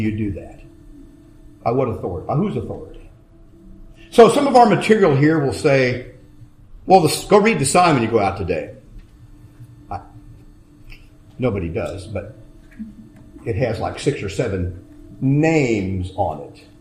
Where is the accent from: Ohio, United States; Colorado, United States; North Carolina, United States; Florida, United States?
Ohio, United States; moved away; I grew up in Ohio